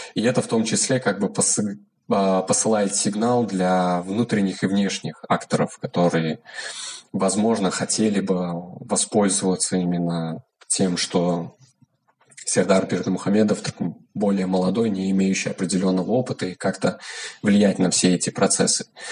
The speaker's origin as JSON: {"language": "Russian", "country": "Turkmenistan", "said": "я независимый исследователь из Туркменистана"}